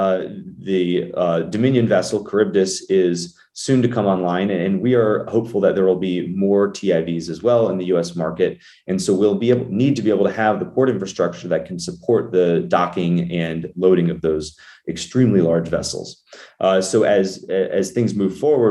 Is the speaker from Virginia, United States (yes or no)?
yes; Virginia, United States; Down in Virginia, my home state